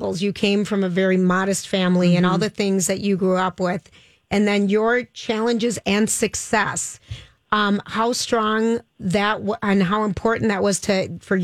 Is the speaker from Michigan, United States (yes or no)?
no; Minneapolis, Minnesota, United States; growing up in the Twin Cities